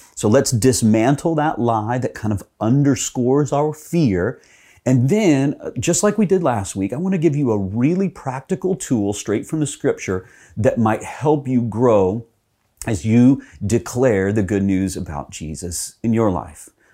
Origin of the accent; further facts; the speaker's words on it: Texas, United States; when I was growing up in Texas